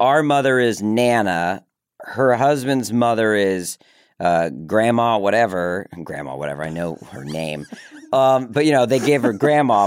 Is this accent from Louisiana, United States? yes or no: no; Maryland, United States; accent: Southern; I grew up in Maryland